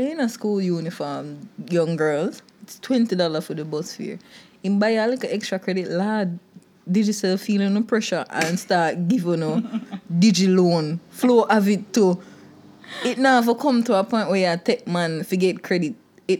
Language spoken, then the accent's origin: English; Jamaica; Just as a Jamaican in there